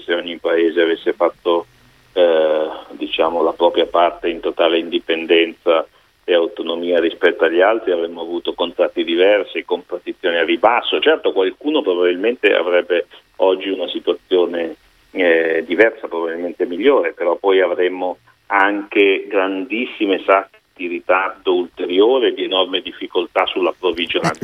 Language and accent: Italian; Milan, Lombardy, Italy